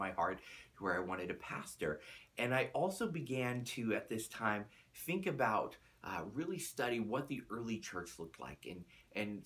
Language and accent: English; Chattanooga, Tennessee, United States; also born or lived in Pittsburgh, Pennsylvania; We ended up moving down to Tennessee when I was just a small boy.